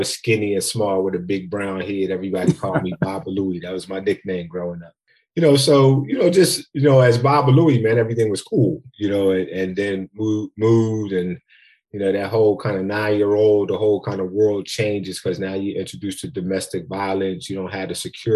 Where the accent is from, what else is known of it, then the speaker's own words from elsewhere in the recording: Philadelphia, Pennsylvania, United States; I'm from Philly. Grew up in Philly, Robinson Street in West Philly to be exact.